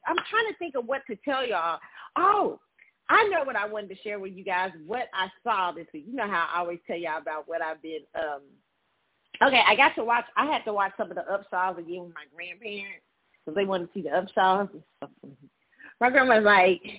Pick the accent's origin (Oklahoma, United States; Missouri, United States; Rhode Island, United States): Missouri, United States; Kansas City; moved away; I'm in Kansas City. I'm in my hometown right now